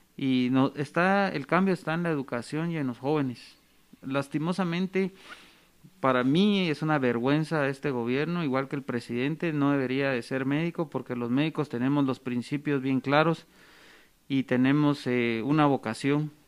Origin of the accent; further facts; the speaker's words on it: Guatemala; como guatemaltecos